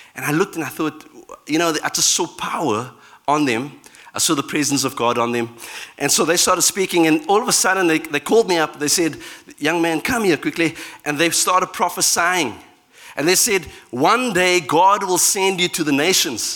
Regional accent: Cape Town, Western Cape, South Africa; my, my um, background in South Africa, I'm from Cape Town

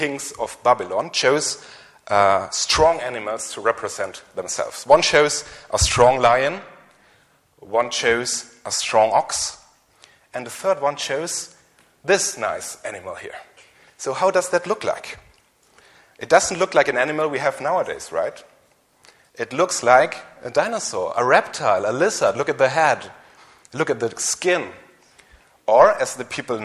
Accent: Germany; English is a second language; maybe you have heard from my strange accent and my weak English that I'm from Germany

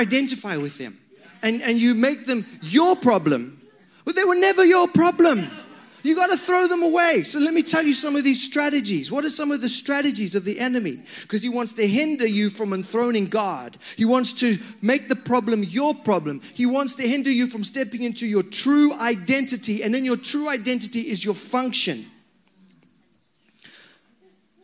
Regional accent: Zimbabwe; moved away; I come from Zimbabwe, and in that country, when I was a young man, which was quite a long time ago

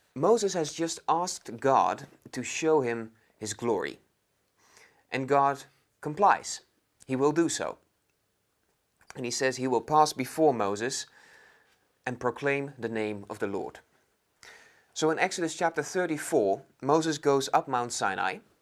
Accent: Netherlands; moved away as an adult; now in London, United Kingdom; I'm from the Netherlands, and I'm studying at London School of Theology

